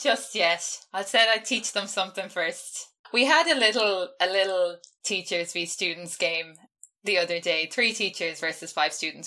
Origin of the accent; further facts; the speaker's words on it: west of Ireland, Ireland; I've been living at home, so I'm not from Dublin. So I've been living quite isolated in the west of Ireland.